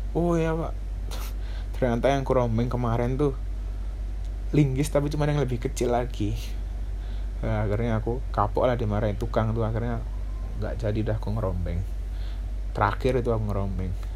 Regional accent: Surabaya, East Java, Indonesia; aku asli Surabaya, umurku sembilan belas tahun

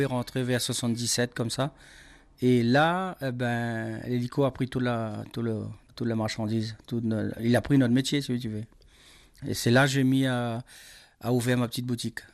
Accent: Îlet à Malheur, Mafate, Réunion; also born or lived in Grand Place, Mafate; J'ai grandi à Iletamalaire, je suis né dans Mafat, je suis un ma faté si tu veux

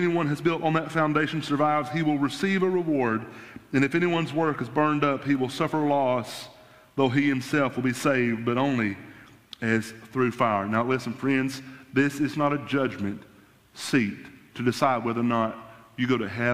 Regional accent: United States; as American Christians

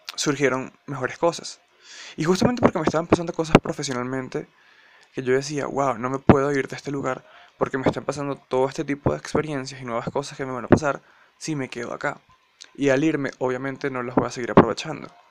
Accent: Venezuela; now in Colombia; actualmente vivo en Colombia, soy venezolano

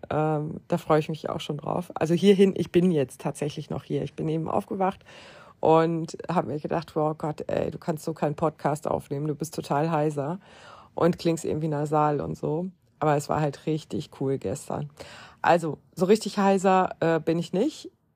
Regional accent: Lower Saxony, Germany; Aber ich komme ja aus Niedersachsen

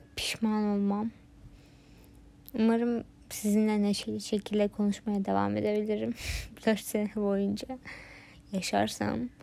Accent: Turkey; Türkiye'de doğdum.

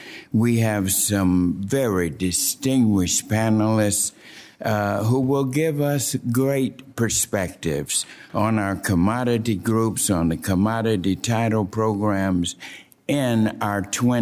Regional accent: Georgia, United States; I'm also proud to say that we have 2 farmers from my home state of Georgia testifying this morning

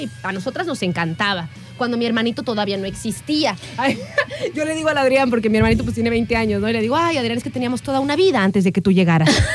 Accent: Coatepec, Veracruz, Mexico; moved away; allá me crié, en Coatepec

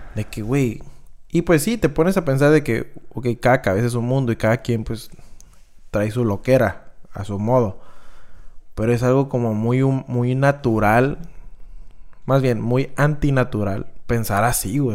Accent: Mexico; somos los mexicanos

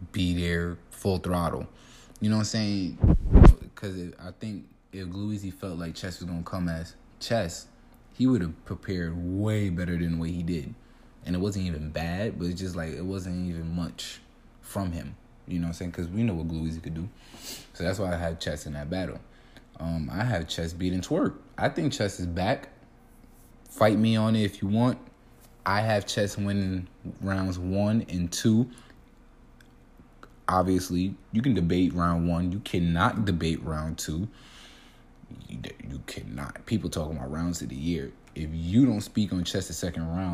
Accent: New York City, New York, United States; I'm from Brooklyn.

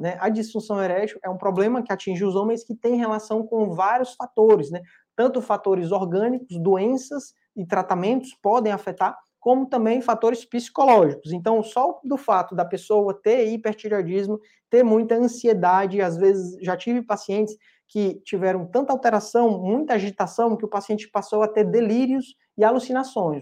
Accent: Fortaleza, Ceará, Brazil; eu sou de Fortaleza

